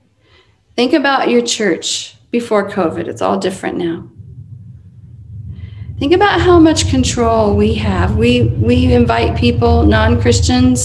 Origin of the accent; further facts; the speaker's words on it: United States; I'm an American